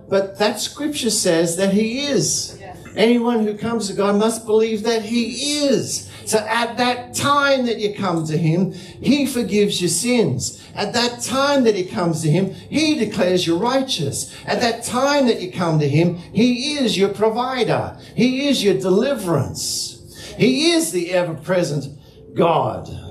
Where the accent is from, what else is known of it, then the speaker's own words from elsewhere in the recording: Hurstville, New South Wales, Australia; Growing up in the Salvation Army in the Hurstville Corps